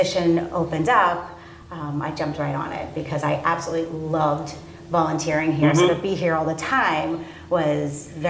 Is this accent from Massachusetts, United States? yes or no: yes; Holliston, Massachusetts, United States; moved away as an adult; now in Milford, United States; I'm not a resident of Franklin, but I'm a resident of Milford. Been there for 14 years, but I grew up in Holliston.